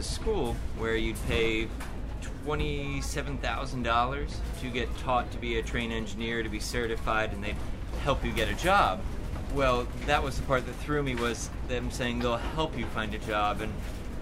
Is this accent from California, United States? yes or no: yes; Orange County, California, United States; also born or lived in Philadelphia, Pennsylvania; now in Lake Elsinore, United States; I grew up in Orange County, California, which is about 50 miles south of L.A.